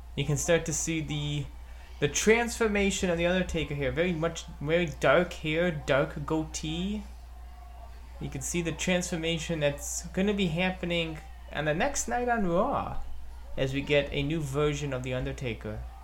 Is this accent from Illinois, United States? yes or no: yes; Chicago, Illinois, United States; my hometown of Chicago, Illinois